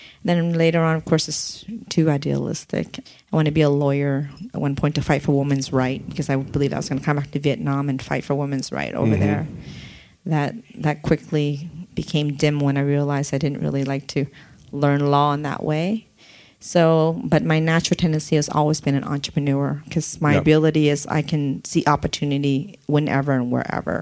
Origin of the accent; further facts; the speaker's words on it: San Diego, California, United States; English is a second language; also born or lived in Oregon / Olympia, Washington; I grew up in San Diego. I grew up in City Heights area